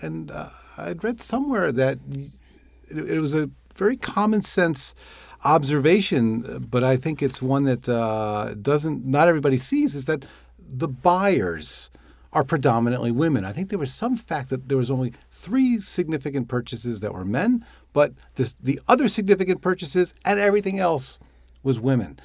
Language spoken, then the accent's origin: English; New York, United States; I'm a New Yorker